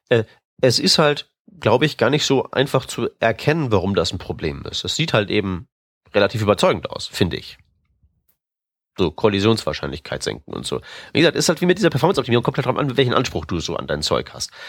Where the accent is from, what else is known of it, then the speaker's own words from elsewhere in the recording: Austria; Und das als Österreicher.